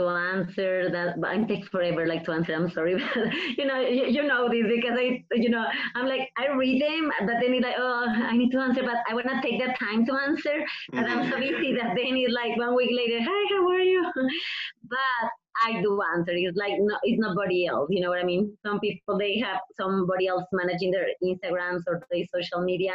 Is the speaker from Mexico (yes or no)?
yes; Mexico; English is a second language; moved away; I have my accent. I'm from Mexico.